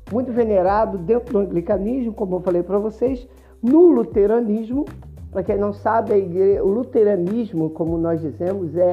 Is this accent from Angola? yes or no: no; Rio de Janeiro, Brazil; now in Ceará, Brazil; Aqui no Ceará, para quem não sabe, eu sou do Ceará. Na verdade, eu sou carioca, mas sou missionário no Ceará.